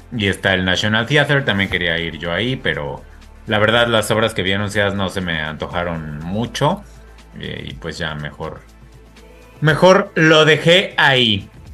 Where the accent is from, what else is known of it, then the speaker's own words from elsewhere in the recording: Mexico; now in France; nos ofende un poco como mexicanos